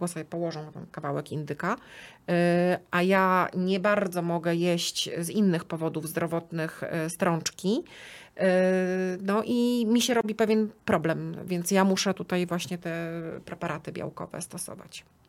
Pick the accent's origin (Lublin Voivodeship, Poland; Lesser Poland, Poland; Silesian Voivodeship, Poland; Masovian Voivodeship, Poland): Masovian Voivodeship, Poland; Płock; pochodzę z Płocka